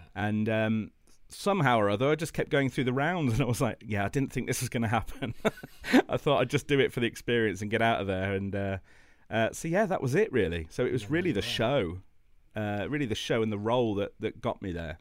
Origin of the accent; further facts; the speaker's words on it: Midlands, United Kingdom; I grew up in the Midlands